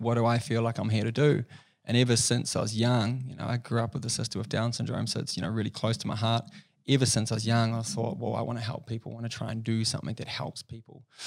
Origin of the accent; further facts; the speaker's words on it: Rotorua, Bay of Plenty, New Zealand; also born or lived in Dunedin; I grew up in a small place in New Zealand called Rotorua